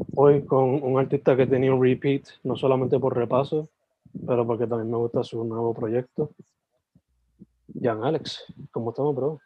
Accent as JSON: {"language": "Spanish", "town": "San Germán", "country": "Puerto Rico", "also_born_or_lived": "Sabana Grande, Puerto Rico", "moved": "yes", "lives_now": "Carolina, Puerto Rico", "said": "Yo soy original de San Germán y Sabana Grande, pero estoy viviendo ahora mismo en Carolina"}